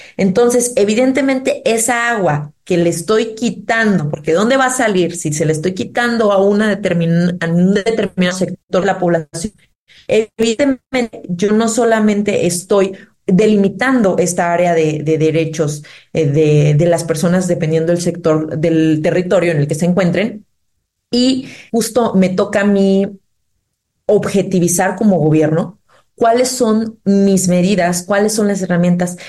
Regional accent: Oaxaca, Mexico; nosotros como oaxaqueños

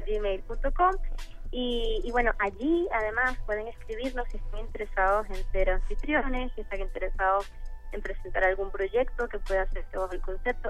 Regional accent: Venezuela; moved away; Nosotras, por supuesto, somos venezolanas

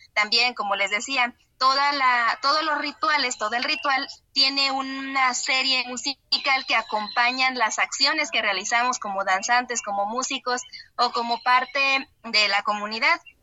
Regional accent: Tamaletom, San Luis Potosí, Mexico; aquí en Tamaletón, de donde soy originaria

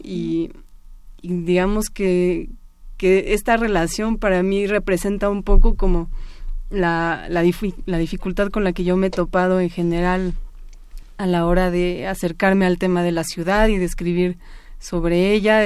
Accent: Mexico City, Mexico; yo nací en la Ciudad de México, toda mi vida eh, he vivido en la ciudad

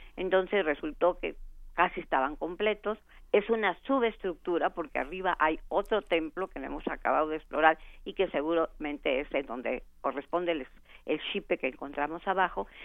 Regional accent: Mexico; nuestra idiosincrasia como mexicanos

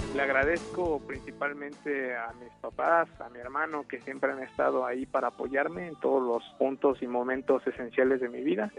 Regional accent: Magdalena Zahuatlán, Oaxaca, Mexico; moved away as an adult; also born or lived in Asunción Nochixtlán, Oaxaca; now in Austin, United States; crecí y estudié en una escuela rural en Magdalena, Zahuatlán

